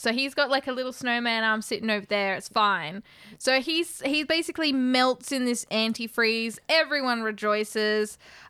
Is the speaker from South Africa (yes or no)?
no; Australia; Because we're Australian.